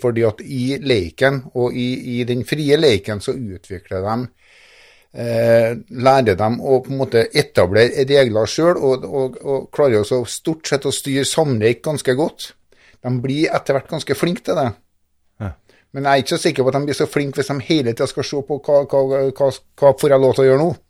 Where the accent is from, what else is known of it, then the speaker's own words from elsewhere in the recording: Norway; accent: lamodialekt; jeg snakker jo fortsatt lamodialekt